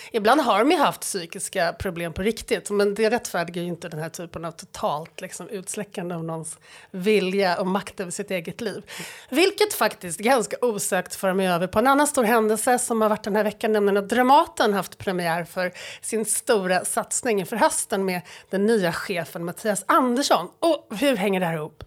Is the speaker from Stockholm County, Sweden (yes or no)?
yes; Stockholm suburb, Stockholm County, Sweden; jag är stockholmare och jag är född i en kranskommun